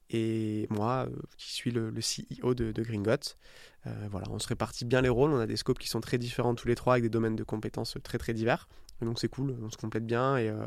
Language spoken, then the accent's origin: French; south of France, France; moi, je viens du sud de la France. autour de la Méditerranée et l'été quand j'étais petit